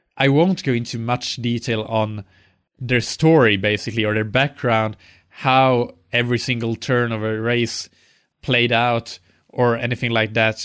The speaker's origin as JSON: {"language": "English", "country": "Finland", "said": "I'm from Finland"}